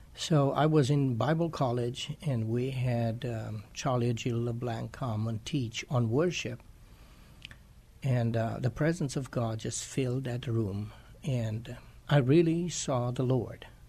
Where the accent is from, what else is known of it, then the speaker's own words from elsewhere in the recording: Romania; moved away as an adult; also born or lived in Chicago, United States; now in San Antonio, United States; I am originally from Romania. I came to the United States in 1999